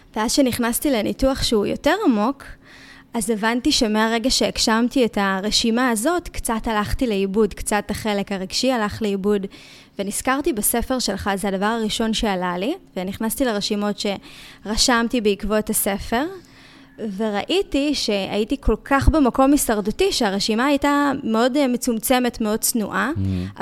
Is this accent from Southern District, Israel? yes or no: yes; Ashkelon, Southern District, Israel; moved away; נסעתי לאזכרה של אבא שלי באשקלון, ועלה לי איזשהו חשק כזה להצטלם בשכונה שבה גדלתי